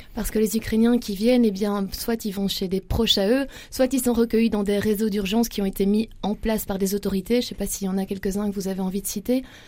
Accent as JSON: {"language": "French", "country": "Belgium", "said": "On reste chez nous en Belgique."}